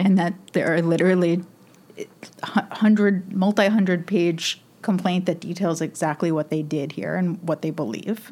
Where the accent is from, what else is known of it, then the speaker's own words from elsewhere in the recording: New York, United States; I'm a New Yorker